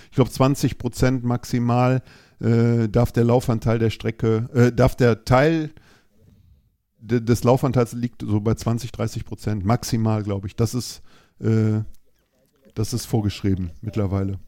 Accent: Düsseldorf, North Rhine-Westphalia, Germany; ich komme aus Düsseldorf

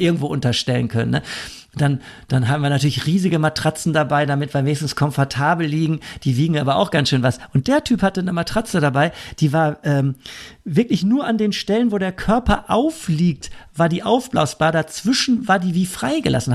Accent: Germany; als Deutscher

